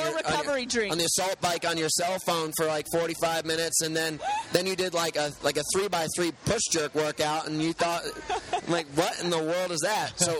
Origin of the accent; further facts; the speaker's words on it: United States; also born or lived in New York City; now in Malibu, United States; Born in New York City, raised mostly in Connecticut and New York